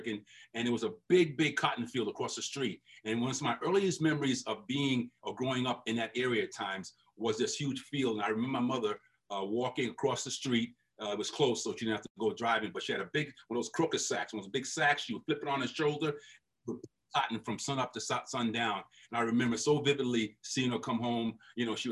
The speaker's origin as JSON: {"language": "English", "town": "New York City", "region": "New York", "country": "United States", "tie": "born or raised there", "also_born_or_lived": "Holly Hill, South Carolina", "said": "we moved to New York when I was like, Danny, I was about 6 months old"}